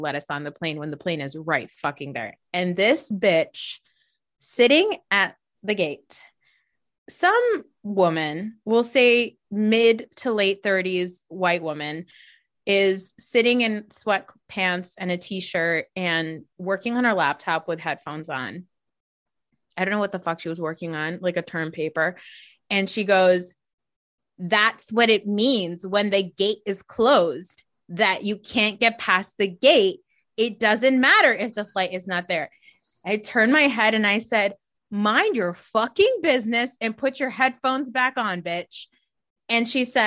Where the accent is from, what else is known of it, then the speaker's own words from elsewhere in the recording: New Jersey, United States; I'm from Jersey